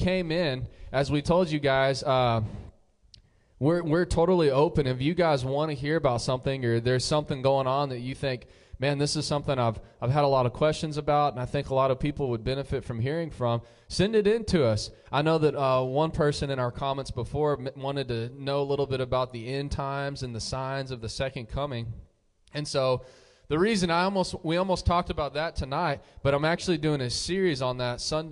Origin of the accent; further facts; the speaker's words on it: New Mexico, United States; moved away; I'm from New Mexico.